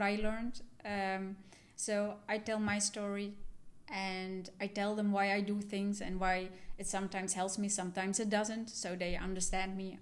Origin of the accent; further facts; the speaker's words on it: Netherlands; also born or lived in Sri Lanka; I'm adopted from Sri Lanka. I was three years old when I came to the Netherlands. And I grew up in a Dutch family